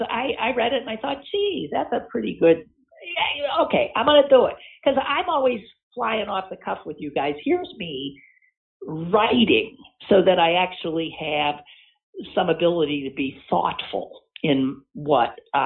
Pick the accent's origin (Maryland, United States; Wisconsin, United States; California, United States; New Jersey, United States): Wisconsin, United States; Green Bay; moved away as an adult; also born or lived in Evanston, Illinois; now in Pittsburgh, United States; I was born and raised in Green Bay to a family that owned season tickets for 70-plus years.